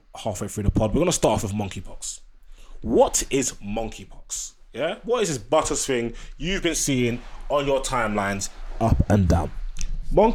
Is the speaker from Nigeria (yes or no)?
yes; Nigeria; I'm Nigerian